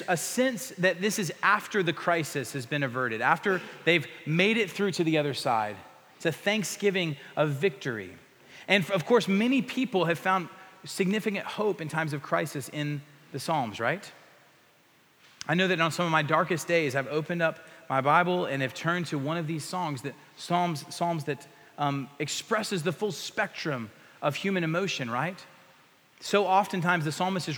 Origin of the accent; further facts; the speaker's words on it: the Panhandle of Texas, United States; I grew up in the Panhandle of Texas